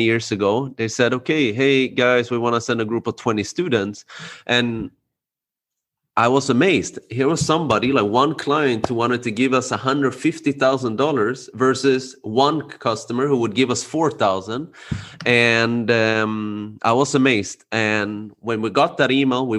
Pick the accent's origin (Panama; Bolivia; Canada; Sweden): Sweden; born and raised in Sweden.